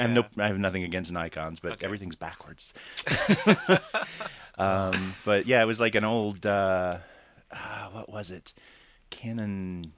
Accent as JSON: {"language": "English", "town": "Bowdon", "region": "Georgia", "country": "United States", "tie": "born or raised there", "said": "I grew up west of Atlanta, which is unusual. I know everybody is not actually from Atlanta. But, yeah, I grew up in a little town called Bowdoin, which is out close to Alabama, actually."}